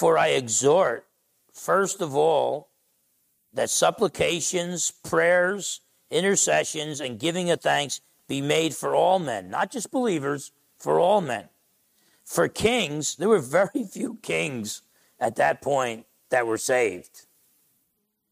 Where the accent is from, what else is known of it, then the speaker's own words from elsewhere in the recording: Essex County, New Jersey, United States; now in Bremerton, United States; I'm from Essex County, New Jersey. Now I've been a Bremertonian for quite some time here